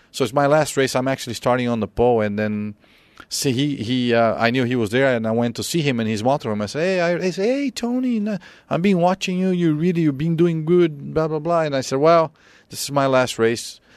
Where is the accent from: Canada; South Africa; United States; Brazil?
Brazil; moved away; growing up in Brazil, um, I lost my dad when I was thirteen